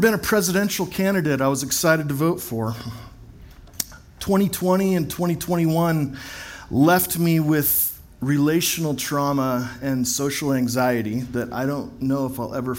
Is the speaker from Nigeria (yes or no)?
no; Fort Worth, Texas, United States; also born or lived in Corvallis, Oregon / Portland, Oregon; now in Bend, United States; I was born on April 24th, 1980 in Fort Worth, Texas